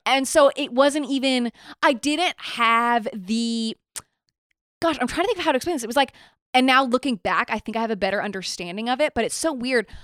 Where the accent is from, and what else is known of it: Nashville, Tennessee, United States; born or raised there; moved away